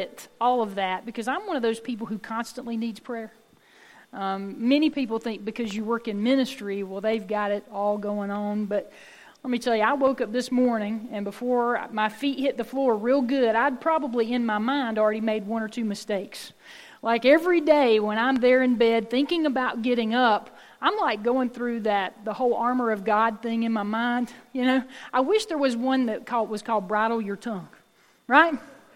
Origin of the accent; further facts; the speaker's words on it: Oconee County, the South, United States; accent: Southern; I was born and raised right here in Oconee County